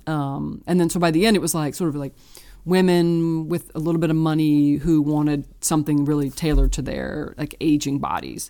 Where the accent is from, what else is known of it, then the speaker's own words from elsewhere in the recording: Richmond, Virginia, United States; now in Brooklyn, United States; I was born in Richmond, Virginia.